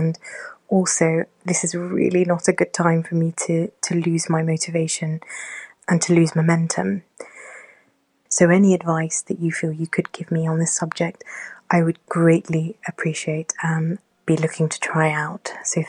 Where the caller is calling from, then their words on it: Oxford, South East England, United Kingdom; I am a listener from Oxford in the United Kingdom.